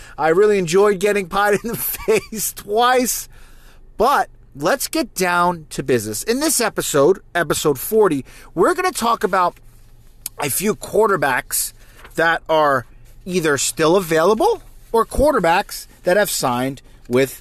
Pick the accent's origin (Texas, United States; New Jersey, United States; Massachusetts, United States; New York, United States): New Jersey, United States; now in South Carolina, United States; I live down in South Carolina. Okay, but I'm originally, if you can't tell from my accent, I am from New Jersey